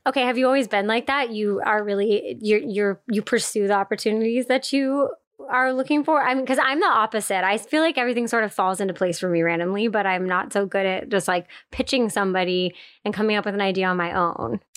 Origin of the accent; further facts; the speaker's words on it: East Coast, United States; I grew up on the East Coast as well